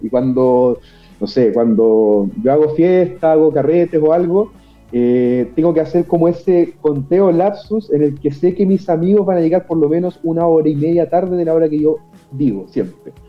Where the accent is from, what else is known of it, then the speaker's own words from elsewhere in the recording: Concepción, Biobío, Chile; En Concepción, 100% penquista, toda la vida acá